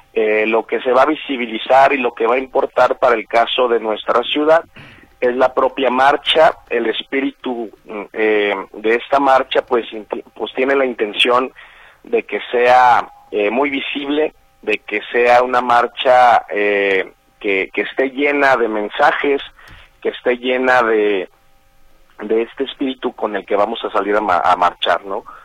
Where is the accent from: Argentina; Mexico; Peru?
Mexico; lo que nos toca a nosotros como como mexicanos